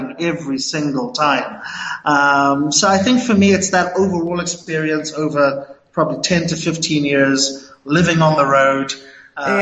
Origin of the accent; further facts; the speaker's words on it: Durban, KwaZulu-Natal, South Africa; moved away as an adult; also born or lived in Latin America / Africa / Middle East; I'm a Durbanite through and through. Born and bred in Durban